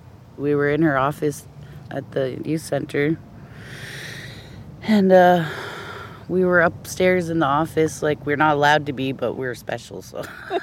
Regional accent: Champaign, Illinois, United States; I'm from Champaign.

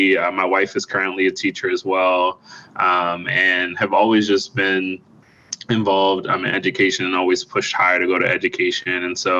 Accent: Baltimore, Maryland, United States; I'm originally from Baltimore.

